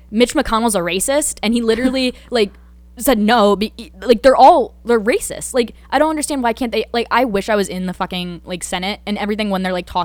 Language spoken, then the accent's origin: English; Danbury, Connecticut, United States; I grew up in Danbury, Connecticut. Biggest high school in Connecticut, diverse as fuck. We have like 50 different languages being spoken.